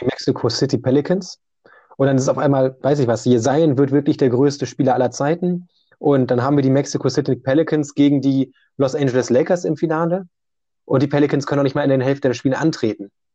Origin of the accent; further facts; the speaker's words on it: Germany; Ich komme aber auch jetzt aus Deutschland